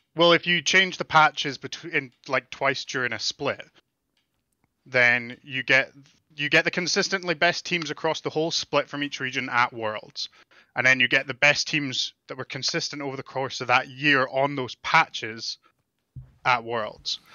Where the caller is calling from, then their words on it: Calgary, Alberta, Canada; I'm calling from Calgary, Alberta, Canada